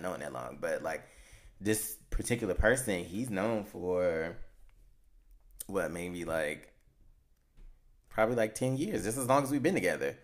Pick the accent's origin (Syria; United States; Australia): United States; Chicago, Illinois; we're from Chicago